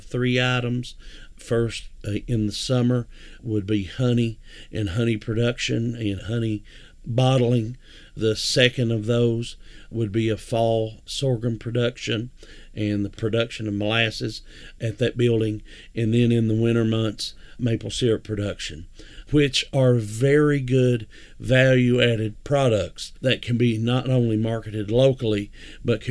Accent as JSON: {"language": "English", "town": "Whitesburg", "region": "Kentucky", "country": "United States", "said": "I was from Whitesburg"}